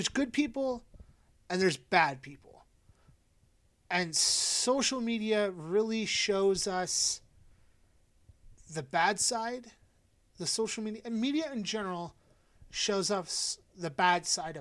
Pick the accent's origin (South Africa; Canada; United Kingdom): Canada; I am a white guy and I'm Canadian